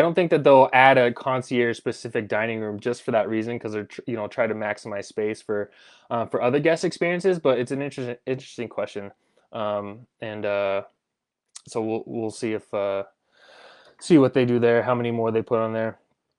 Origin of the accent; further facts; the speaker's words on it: Colorado, United States; I grew up actually in Southern Colorado, and it just had the best Mexican food ever.